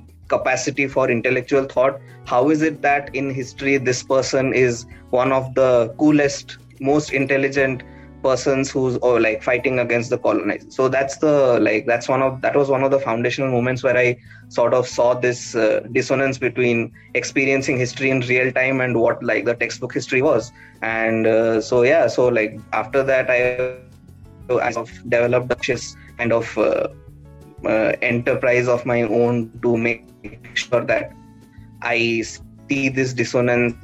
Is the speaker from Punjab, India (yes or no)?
no; Bhubaneswar, Chilika Lake, Odisha, India; So, I come from Bhubaneswar. My entire childhood was spent in and around the Chilika Lake.